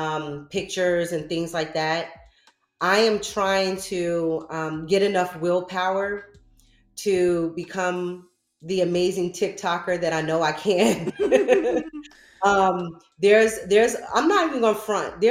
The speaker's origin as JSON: {"language": "English", "town": "New Rochelle", "region": "New York", "country": "United States", "said": "I'm from New Rochelle, Westchester County"}